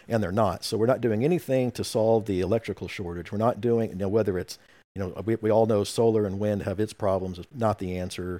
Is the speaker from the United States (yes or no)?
yes; Oklahoma, United States; I'm from Oklahoma